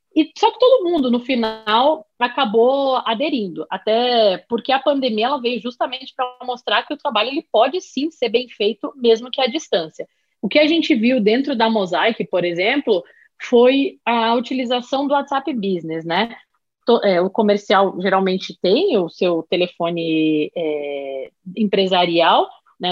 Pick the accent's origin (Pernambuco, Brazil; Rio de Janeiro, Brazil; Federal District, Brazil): Rio de Janeiro, Brazil; moved away; also born or lived in São Paulo; sou natural do Rio de Janeiro, morei muitos anos em São Paulo